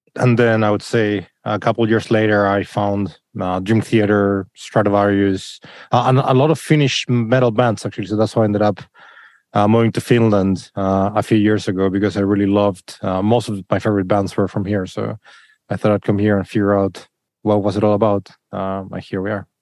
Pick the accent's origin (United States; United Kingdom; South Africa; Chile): Chile; moved away; in Chile where I come from